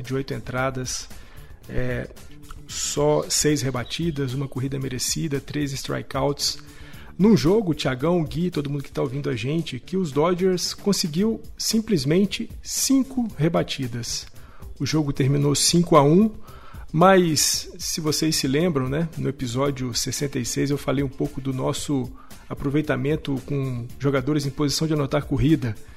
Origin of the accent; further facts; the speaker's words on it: Minas Gerais, Brazil; accent: mineiro; meu sotaque mineiro horroroso